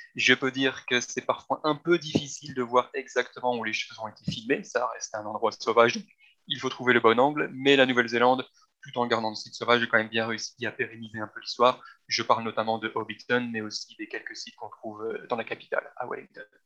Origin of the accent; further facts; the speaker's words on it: Belgium; moved away; ayant grandi en Belgique avec le plat pays